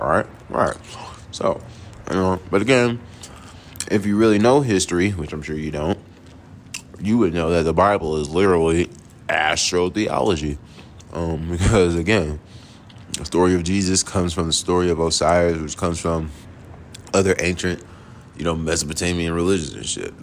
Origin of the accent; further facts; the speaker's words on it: New York City, New York, United States; also born or lived in Queens, New York / Jonesboro, Georgia; now in College Park, United States; I was born in the Bronx, you know what I'm saying? Then lived in Queens. Then we moved here to Jonesboro